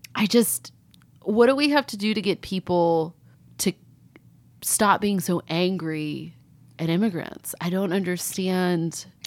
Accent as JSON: {"language": "English", "region": "California", "country": "United States", "tie": "born or raised there", "said": "as a kid growing up in California"}